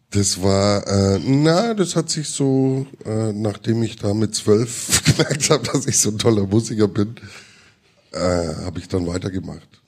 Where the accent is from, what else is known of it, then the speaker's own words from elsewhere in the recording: Watzeldorf, Bavaria, Germany; Und nichts gegen Schwabach, weil ich komme aus Watzeldorf.